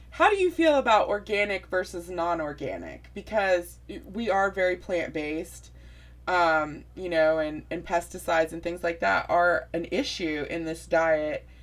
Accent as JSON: {"language": "English", "region": "West Virginia", "country": "United States", "said": "I'm from West Virginia"}